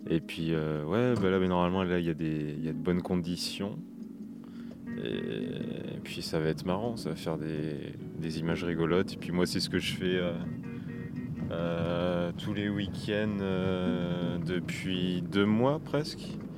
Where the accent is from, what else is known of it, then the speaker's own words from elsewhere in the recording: La Rochelle, Nouvelle-Aquitaine, France; j'ai 23 ans. Euh, je viens de. je viens de La Rochelle.